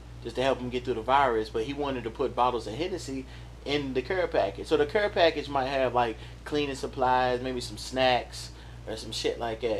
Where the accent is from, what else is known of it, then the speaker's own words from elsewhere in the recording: Louisville, Kentucky, United States; my hometown, Louisville, Kentucky